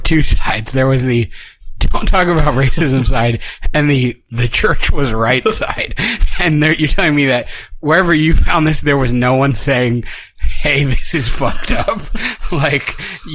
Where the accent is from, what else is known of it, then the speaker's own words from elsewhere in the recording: Princeton, New Jersey, United States; I grew up near Princeton, New Jersey